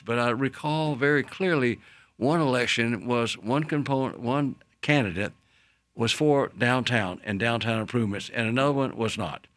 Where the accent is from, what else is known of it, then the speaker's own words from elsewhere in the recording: Daytona Beach, Florida, United States; I was born in Daytona Beach, Florida. Of course, went to high school there